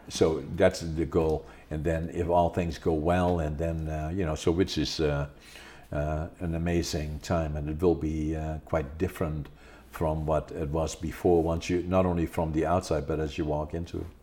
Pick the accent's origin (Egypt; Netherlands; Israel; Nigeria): Netherlands; now in Prince George, Canada; I was born in Holland